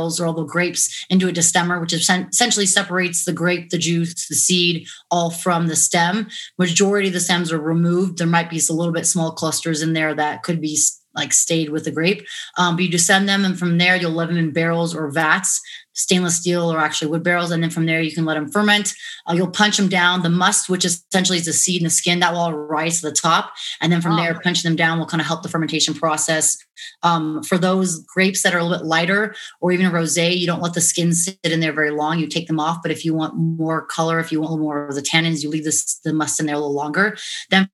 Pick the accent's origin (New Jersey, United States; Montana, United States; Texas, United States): Montana, United States; also born or lived in La Jolla, California / Washington State; now in Las Vegas, United States; moved to Montana when I was 8. So I pretty much consider myself a Montana girl, being raised up there.